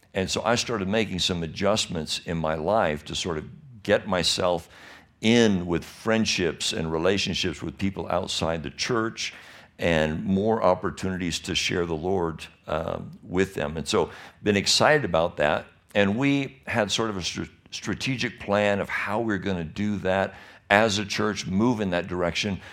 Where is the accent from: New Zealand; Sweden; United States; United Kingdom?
United States; Michigan; now in California, United States; I was born and raised in Michigan